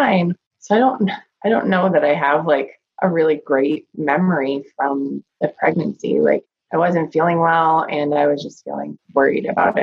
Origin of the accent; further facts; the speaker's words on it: Rochester, New Hampshire, United States; I am from Rochester, New Hampshire. I live here with my husband and our two daughters.